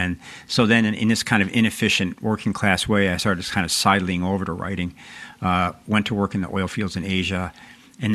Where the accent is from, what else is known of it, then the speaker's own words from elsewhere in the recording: Chicago, Illinois, United States; also born or lived in Texas; I was born in Texas, and I grew up on the south side of Chicago